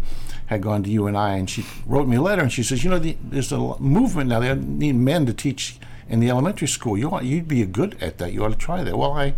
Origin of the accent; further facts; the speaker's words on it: Hazleton, Iowa, United States; I grew up in Hazleton, which is not very far away from here, and a little town of 600.